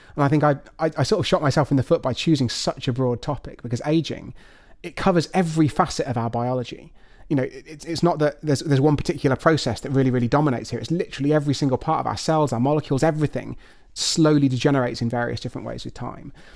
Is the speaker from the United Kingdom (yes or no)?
yes; United Kingdom; I'm afraid I'm thoroughly British through and through